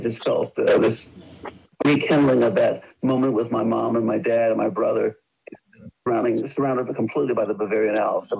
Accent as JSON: {"language": "English", "town": "Detroit", "region": "Michigan", "country": "United States", "tie": "born or raised there", "also_born_or_lived": "Germany", "moved": "yes", "said": "I was growing up in Detroit"}